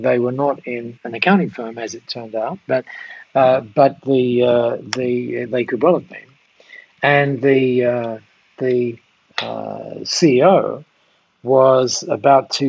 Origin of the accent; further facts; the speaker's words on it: Dover, South East England, United Kingdom; I was born in Dover, down there. My dad was a miner.